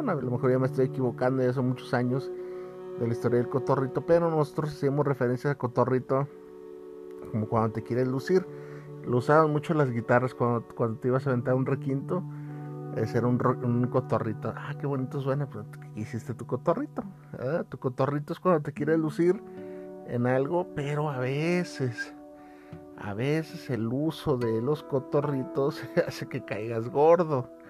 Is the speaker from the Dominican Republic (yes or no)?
no; Guadalajara, Jalisco, Mexico; fíjate que a veces uno, los que somos de acá de Guadalajara, decimos, no, los pinches chilangos